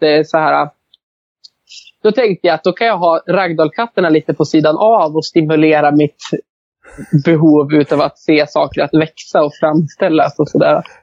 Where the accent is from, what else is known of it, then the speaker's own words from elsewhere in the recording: Arbrå, Gävleborg County, Sweden; jag växte upp i Arbro